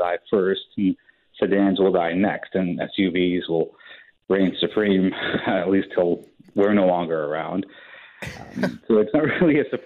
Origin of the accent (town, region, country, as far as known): Canada